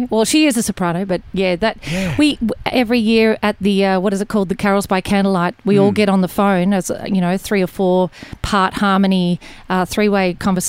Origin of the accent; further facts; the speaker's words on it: Gurgarri, Victoria, Australia; moved away; also born or lived in Kyabram, Victoria; I was born in Kyabram, Victoria, in the Goulburn Valley. And I grew up in Gurgarri, which is sort of a township near, well, it was country, Victoria, but the closest town was Gurgarri. Our address was Gurgarri.